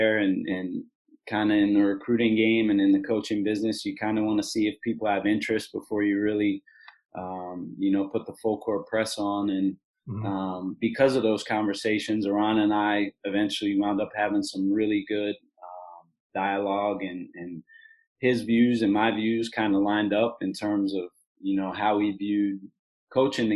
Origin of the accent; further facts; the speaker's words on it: Philadelphia, Pennsylvania, United States; now in Hawaii, United States; growing up in Philadelphia